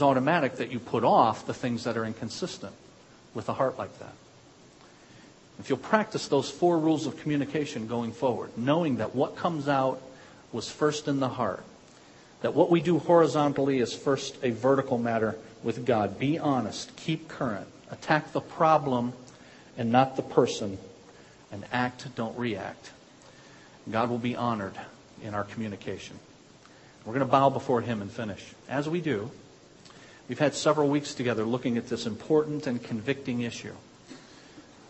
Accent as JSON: {"language": "English", "country": "United States", "said": "I'm an American"}